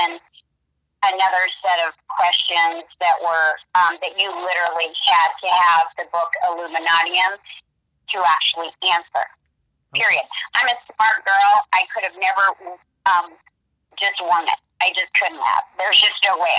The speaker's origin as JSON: {"language": "English", "town": "Portland", "region": "Oregon", "country": "United States", "said": "I'm originally from Portland, Oregon."}